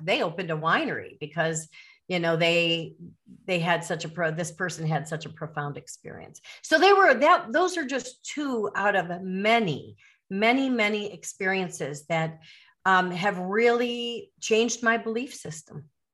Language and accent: English; Chicago suburbs, Illinois, United States; moved away as an adult; now in Caribbean; I'm from the Chicago suburbs